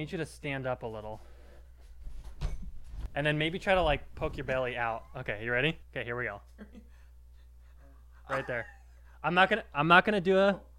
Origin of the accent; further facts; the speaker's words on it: Boston, Massachusetts, United States; I'm from Boston. There's a lot of people in Boston. A lot of people in Boston.